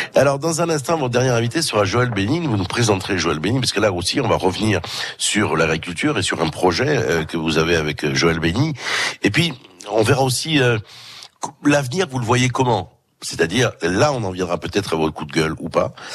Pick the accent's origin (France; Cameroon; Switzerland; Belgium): France; Corsica; on a cette propension chez nous en Corse